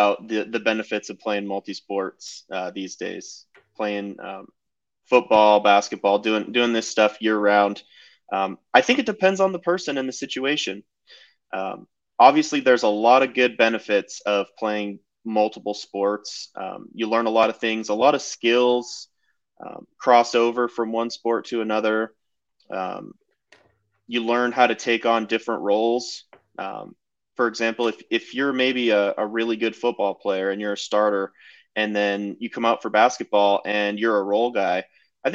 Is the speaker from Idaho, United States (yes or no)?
yes; Treasure Valley, Idaho, United States; I grew up around here in the Treasure Valley.